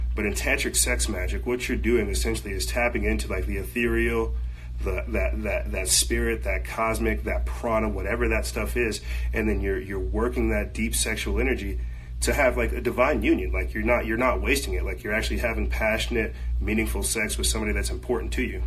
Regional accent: United States; I'm fourth generation free slave American or freed African here in America

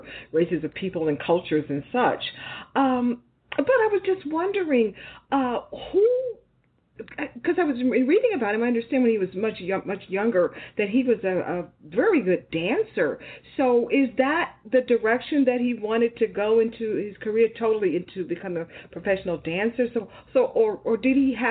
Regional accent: Houston, Texas, United States; I grew up in Houston, and I had a lot of Latino friends that I went to school

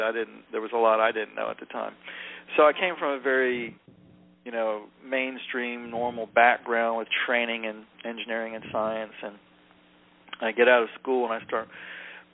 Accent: North Carolina, United States; southern guy growing up in North Carolina back in the 60s and 70s

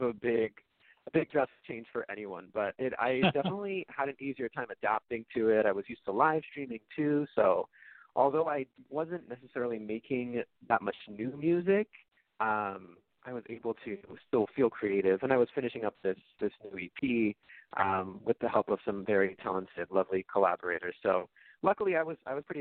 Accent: Bay Area, California, United States; I grew up in the Bay Area, California.

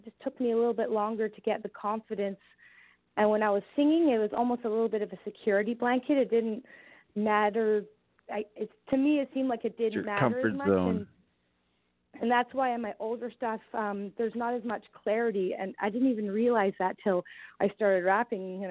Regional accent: Langley, British Columbia, Canada; I grew up in Langley

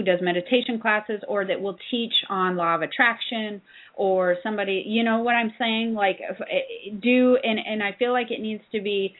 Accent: South Dakota, United States; I'm from South Dakota, so I know the area

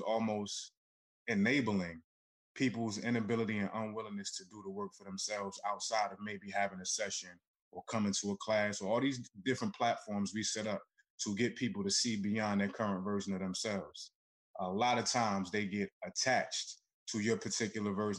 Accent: Newark, New Jersey, United States; I'm from Newark, New Jersey

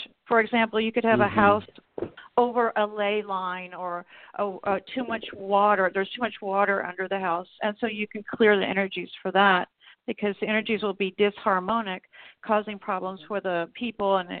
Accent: Texas, United States; now in Oklahoma, United States; I was raised in Texas

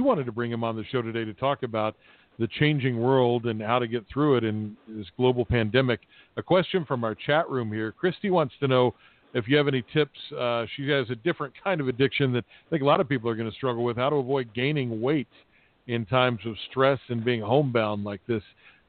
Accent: Appalachia, the coalfields of West Virginia, United States; I grew up in Appalachia, in the coalfields of West Virginia, a state that's just been decimated by the opioid epidemic

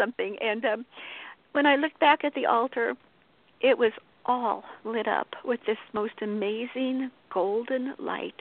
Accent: Colorado, United States; I was born and raised in Colorado

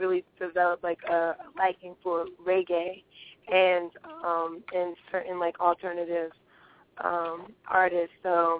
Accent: Virginia, United States; also born or lived in Maryland; I grew up in Virginia, so I grew up in the suburbs

